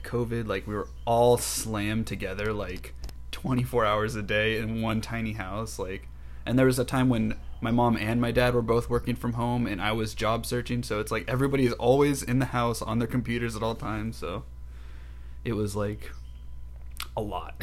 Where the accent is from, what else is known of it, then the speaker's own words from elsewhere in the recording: Lodi, California, United States; also born or lived in Bay Area, California; I grew up in Lodi, California, which is like an hour and a half north of here